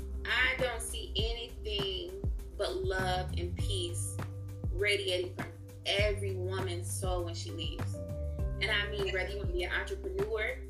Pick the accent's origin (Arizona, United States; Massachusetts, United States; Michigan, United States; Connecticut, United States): Michigan, United States; Detroit; Detroit, because that's where I'm from.